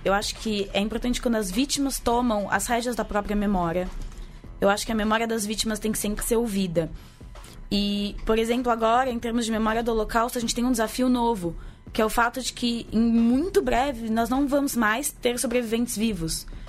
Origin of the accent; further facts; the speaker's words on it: Brazil; nossa identidade enquanto brasileiros